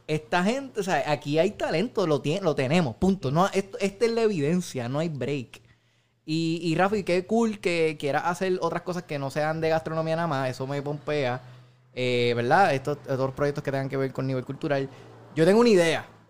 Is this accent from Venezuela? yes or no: no; Puerto Rico; nosotros como puertorriqueños